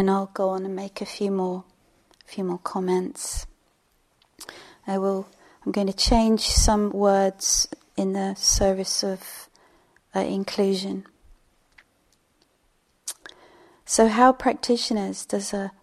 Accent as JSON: {"language": "English", "region": "England", "country": "United Kingdom", "said": "I'm English"}